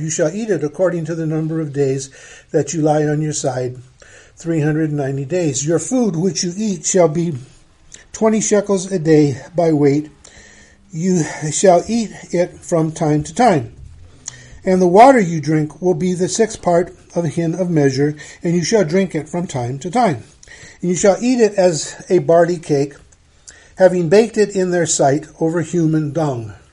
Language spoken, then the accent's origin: English; United States; as an American